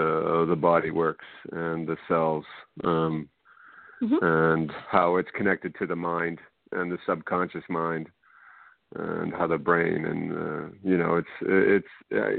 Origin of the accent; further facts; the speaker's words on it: Canada; also born or lived in Boston, United States / California, United States; now in New Brunswick, Canada; Boston originally, yeah. Grew up in Canada, then moved back to the States. Yeah, and I moved from California to New Brunswick back in 95.